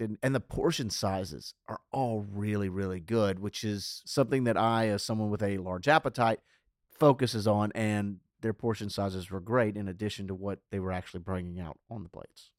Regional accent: Louisiana, United States; while I am a Louisiana native, I'm not from Southwest Louisiana

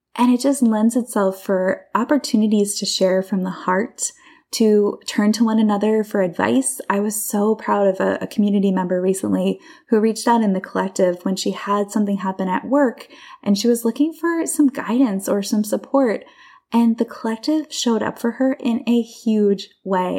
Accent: Bucks County, Pennsylvania, United States; I grew up in Bucks County, Pennsylvania

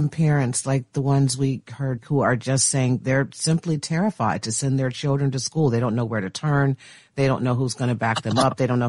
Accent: Chicago, Illinois, United States; I'm from Chicago

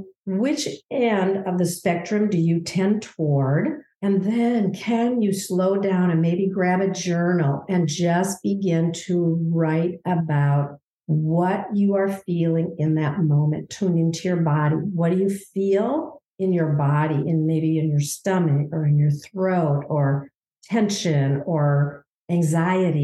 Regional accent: Minnesota, United States; I'm from Minnesota

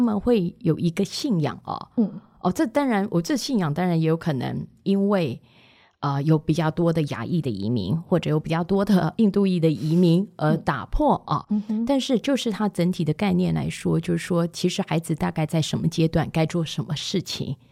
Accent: Taiwan; moved away as an adult; also born or lived in Finland / Lagos; 那为什么我们台湾嗯要先跑，要先学？

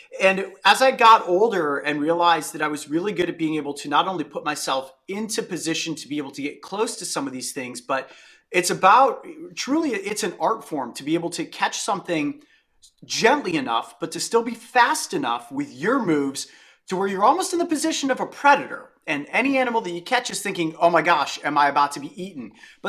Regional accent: Ohio, United States; Where I grew up in Northeastern Ohio, I had an entire adventurous childhood

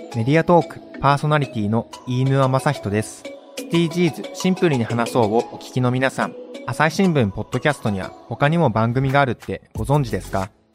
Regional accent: Japan; 僕たち日本で生まれて育った

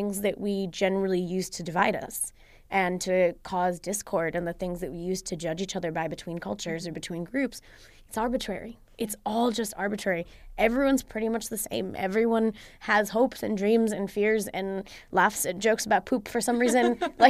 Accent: India; It's funny because when I say like, oh, yeah, guys, I'm from India, they're like, stop it. No, you're not. No, you're not really Indian. But then when I say, oh, no, I'm American

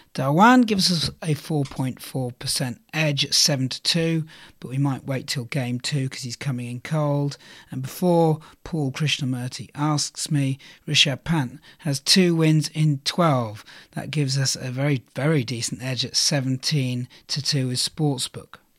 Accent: England, United Kingdom; We love the white ball here, and we're English

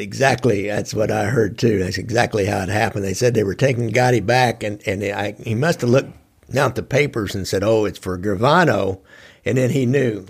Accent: Midwest, United States; us from the Midwest

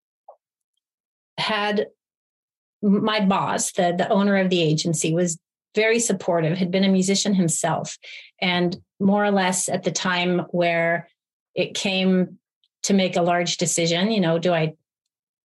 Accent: Montreal, Quebec, Canada; moved away as an adult; Montreal, my hometown

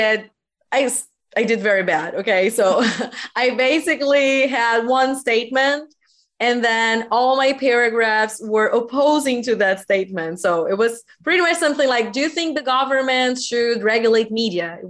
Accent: Brazil; English is a second language; I am from Brazil and I am an English teacher

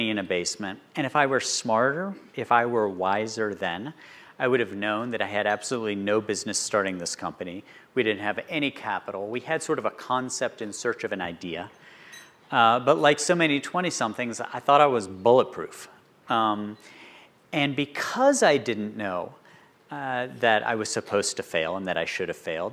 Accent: West Virginia, United States; moved away as an adult; also born or lived in Baltimore, Maryland; growing up in West Virginia

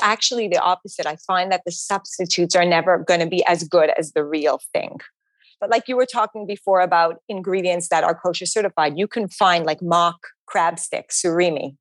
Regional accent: Montreal, Quebec, Canada; now in New York City, United States; I grew up in Montreal

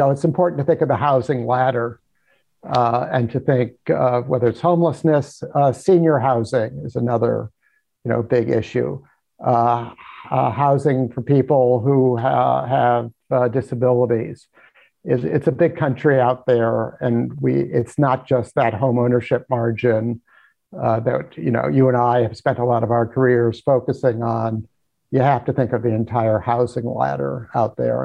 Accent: Cincinnati, Ohio, United States; I grew up in Cincinnati.

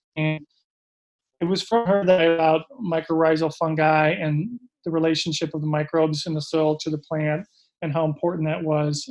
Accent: Minneapolis, Minnesota, United States; also born or lived in Vancouver, Canada; I'm from Minnesota originally, and grew up in the suburbs of Minneapolis

